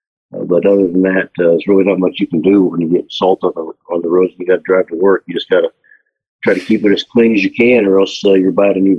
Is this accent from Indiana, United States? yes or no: yes; Indiana, United States; now in Tulsa, United States; I am from Indiana, and so I grew up with salt all over the roads there.